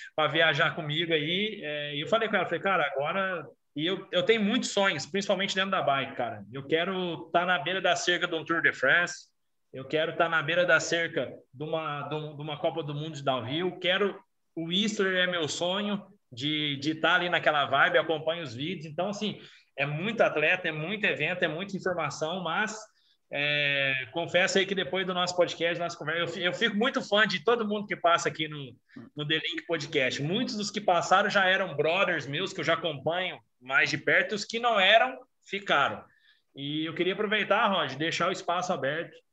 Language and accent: Portuguese; Brazil; eu sou brasileiro